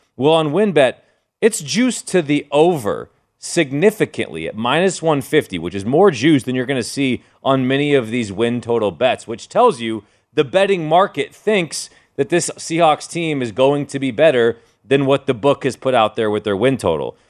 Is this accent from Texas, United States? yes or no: no; Seattle, Washington, United States; moved away